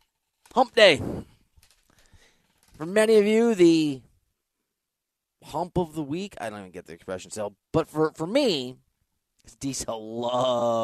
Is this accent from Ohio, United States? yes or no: no; Iowa, United States; I'm from Iowa